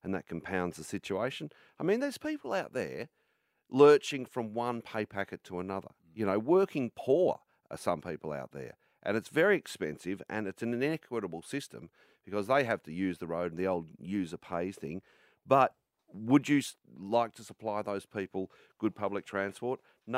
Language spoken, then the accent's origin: English; Armadale, Victoria, Australia; my hometown of Armidale